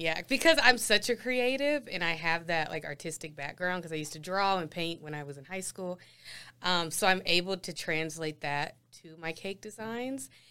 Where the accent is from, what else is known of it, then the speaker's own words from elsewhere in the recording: Ohio, United States; moved away as an adult; now in Denver, United States; I'm from Denver, but raised in Ohio